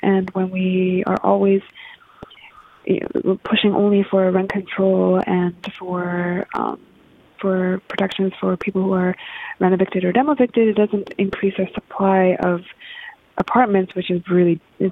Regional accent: Japan; now in Vancouver, Canada; I was born in Japan, actually. I'm half Japanese

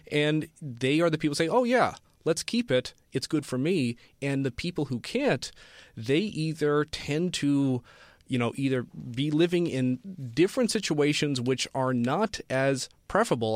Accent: Cincinnati, Ohio, United States; now in Sunnyvale, United States; my hometown of Cincinnati, Ohio is sixty.

